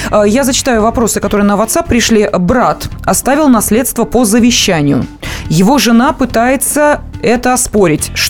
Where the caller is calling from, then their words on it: Perm, Perm Krai, Russia; звоню из Перми.